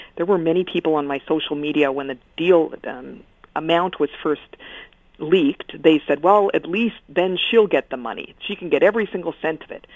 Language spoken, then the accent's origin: English; Regina, Saskatchewan, Canada; I'm from Regina